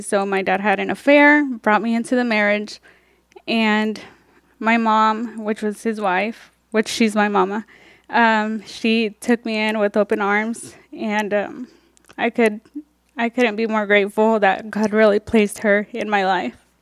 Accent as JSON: {"language": "English", "country": "Mexico", "tie": "born or raised there", "moved": "yes", "lives_now": "Topeka, United States", "said": "I was born in Mexico, um, where I was raised by my two siblings"}